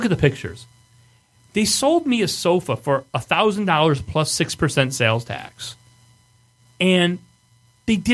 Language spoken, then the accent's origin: English; Michigan, United States; accent: Michigan; That's my Michigan accent